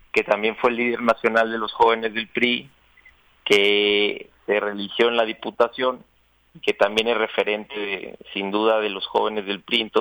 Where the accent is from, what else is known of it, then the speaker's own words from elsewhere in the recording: Chihuahua, Mexico; moved away as an adult; now in Mexico City, Mexico; yo me vine aquí a, la Ciudad de México de, Chihuahua hace siete años a estudiar en la UNAM Economía. Pero bueno, nunca he dejado de ir a mi tierra